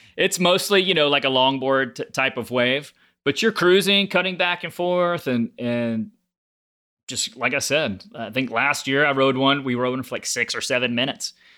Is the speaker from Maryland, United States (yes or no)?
no; Galveston, Texas, United States; I grew up on Galveston Island. So just a little barrier island about an hour south of Houston.